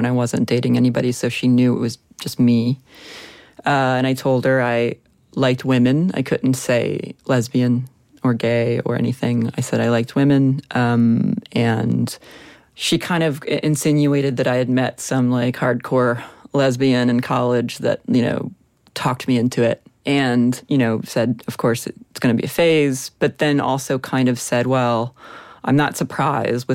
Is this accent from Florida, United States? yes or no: yes; Florida, United States; I'm from Florida, born and raised.